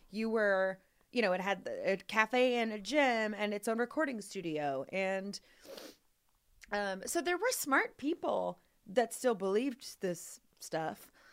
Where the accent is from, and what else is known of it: Louisville, Kentucky, United States; born or raised there